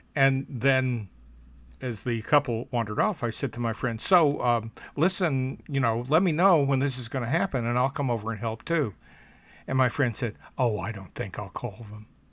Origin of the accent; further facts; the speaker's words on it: Alabama, United States; in my my hometown, my Alabama hometown